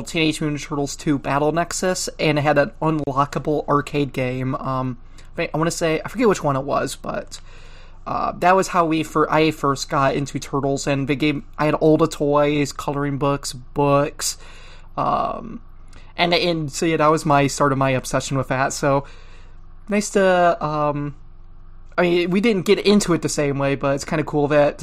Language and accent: English; Toledo, Ohio, United States; I grew up in Toledo, Ohio area